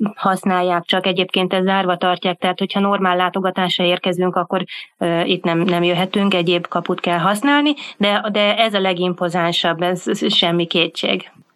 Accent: Hungary; nekünk magyaroknak

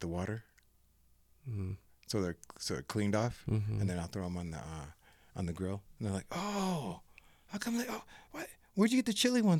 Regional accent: Midwest, United States; I'm a Midwesterner

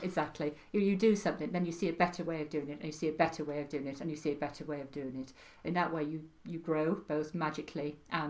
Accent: Wales, United Kingdom; accent: Welsh; My Welsh accent died a long time ago. But yes, I am Welsh.

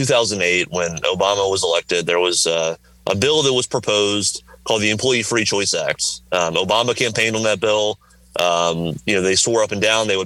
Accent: Southern Virginia, United States; moved away; I grew up in Southern Virginia on a tobacco farm

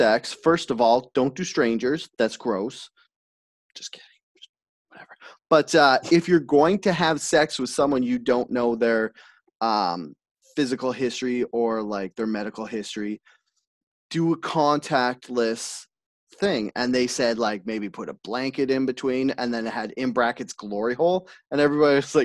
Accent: Enderby, British Columbia, Canada; I grew up in Enderby

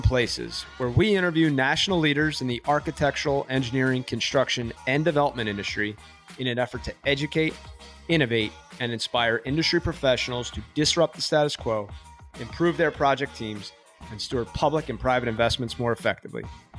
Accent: Cinnaminson, New Jersey, United States; I'm a Cinnaminson guy

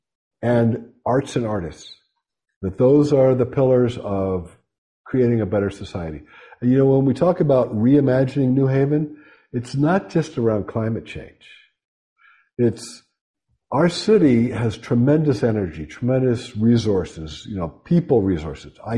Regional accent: Pittsburgh, Pennsylvania, United States; now in New Haven, United States; I'm from Western Pennsylvania, shot and beer town, Pittsburgh

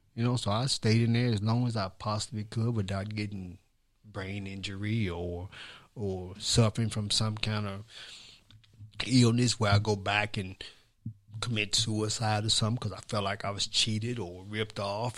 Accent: Columbia, Tennessee, United States; where I grew up at was on Eighth Street, which is on Eighth Street, which is where the, I wanna say the history of Columbia really started

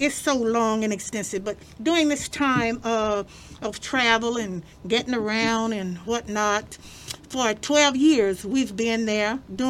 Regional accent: Tyler, Alabama, United States; moved away as an adult; also born or lived in Brooklyn, New York; now in Detroit, United States; As you've already told you, I'm a little country girl from Tyler, Alabama. Most people like to say, well, I'm from Selma. No, I'm from Tyler.

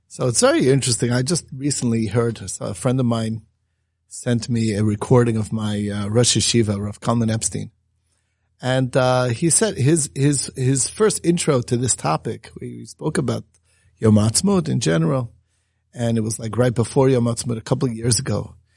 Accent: United States; growing up in America

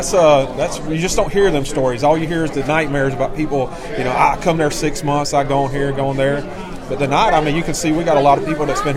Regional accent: Georgia, United States; moved away; I'm from Georgia myself

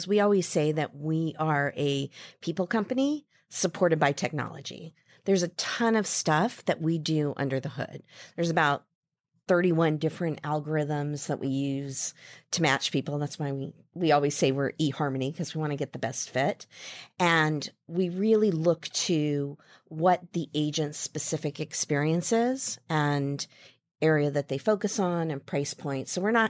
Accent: Midwest, United States; I grew up in the Midwest, and there was a little local bank in the shopping mall near our house.

